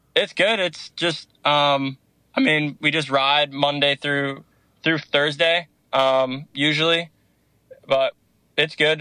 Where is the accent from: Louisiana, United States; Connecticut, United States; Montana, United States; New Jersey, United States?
Connecticut, United States; Danbury; moved away; I'm from Danbury, Connecticut